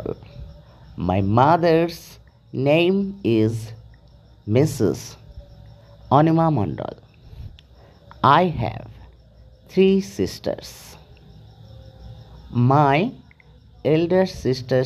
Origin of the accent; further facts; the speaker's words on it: Horischok, West Bengal, India; I was born at Horischok in Hooghly district.